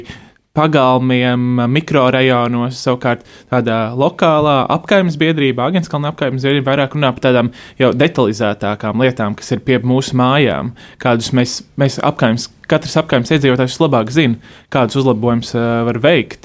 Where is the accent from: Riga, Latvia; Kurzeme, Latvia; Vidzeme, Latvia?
Riga, Latvia; Es tur dzīvoju, esmu dzimis Rīgā, eh, visu laiku dzīvojis